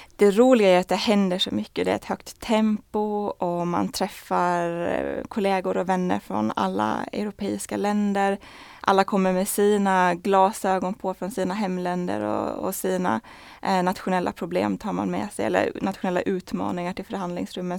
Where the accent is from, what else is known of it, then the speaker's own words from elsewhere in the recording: Åland Islands; moved away as an adult; now in Brussels, Belgium; vi ålänningar är väldigt duktiga på att berätta att vi är från Åland